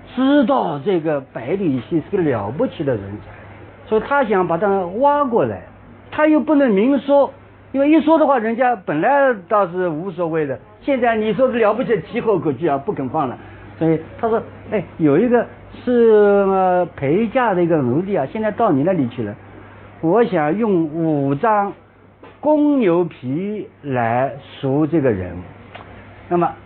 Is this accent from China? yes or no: yes; China; 我们中国人